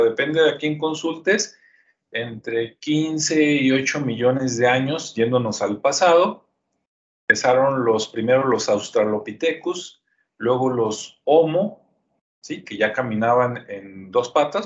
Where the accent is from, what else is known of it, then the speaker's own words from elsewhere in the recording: Guadalajara, Jalisco, Mexico; also born or lived in Zapopan; yo soy de Jalisco, yo nací en Guadalajara, este, vivo en Zapopa, a un ladito